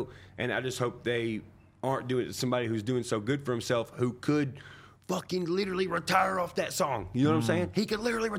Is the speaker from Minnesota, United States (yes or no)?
no; Nashville, Tennessee, United States; growing up around Nashville, everybody who goes in those buildings and comes out, like, I shoot pool with them.